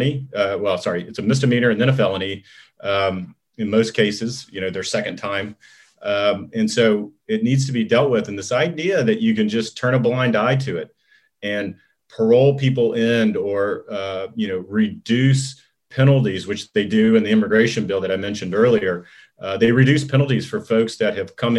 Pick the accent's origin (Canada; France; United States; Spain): United States; Texas; I grew up in Texas